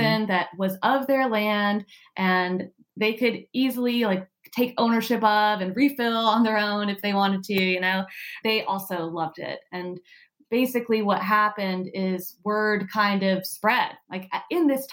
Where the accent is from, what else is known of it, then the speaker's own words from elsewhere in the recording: United States; also born or lived in Oregon; I'm American